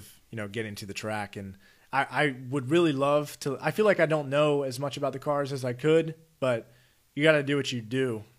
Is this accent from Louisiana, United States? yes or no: no; Maryland, United States; Okay. In Maryland, yeah.